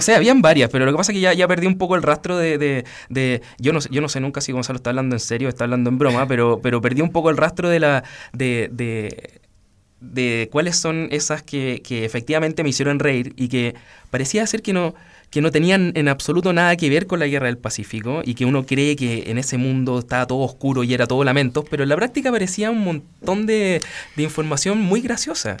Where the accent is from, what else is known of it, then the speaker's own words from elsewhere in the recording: Chile; nos toca como chilenos a todos